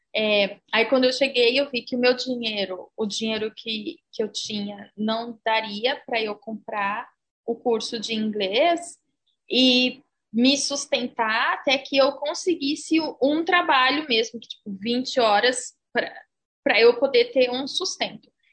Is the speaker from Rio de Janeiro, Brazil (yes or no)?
no; São Paulo, Brazil; moved away as an adult; now in New Zealand; Eu nasci em São Paulo, São Paulo capital, é, mais precisamente no bairro do Tucuruvi. É, no Tucuruvi eu vivi até os meus sete anos de idade, depois me mudei para Santana, que foi onde eu morei até eu vim para Nova Zelândia, aos 22 anos.